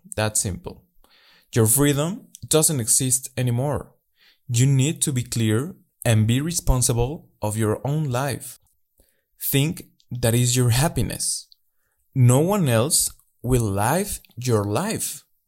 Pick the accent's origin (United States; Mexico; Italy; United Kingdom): Mexico; English is a second language; I'm from Mexico